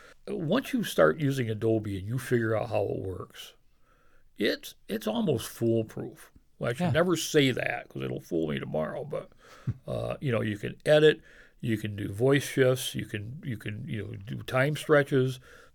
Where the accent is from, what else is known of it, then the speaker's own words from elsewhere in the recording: Oneonta, New York, United States; And people say, did you grow up in Oneonta? I'd say, I'm still growing up in Oneonta.